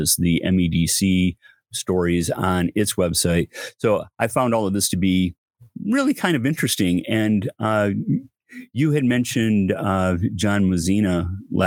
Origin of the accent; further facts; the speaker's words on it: Flint, Michigan, United States; Flint, my hometown